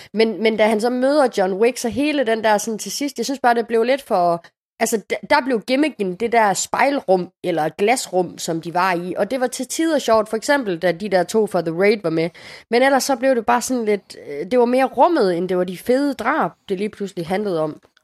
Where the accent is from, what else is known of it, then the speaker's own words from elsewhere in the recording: Casablanca, Casablanca-Settat, Morocco; now in Denmark; min hjemby i det nordafrikanske Casablanca